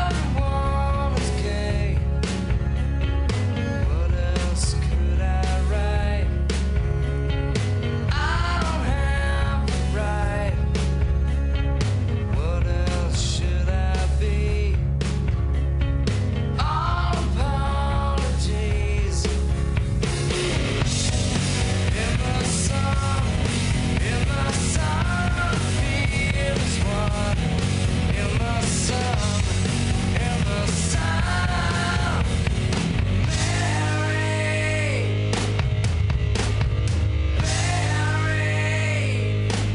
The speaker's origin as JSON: {"language": "English", "town": "San Francisco", "region": "California", "country": "United States", "tie": "born or raised there", "said": "I grew up here. I'm a multi-generational San Franciscan"}